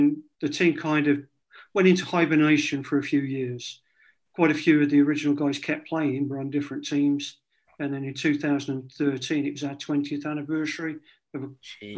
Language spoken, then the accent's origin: English; Codsall, South Staffordshire, West Midlands, United Kingdom; I was born in Covan, which is a borough in South Staffordshire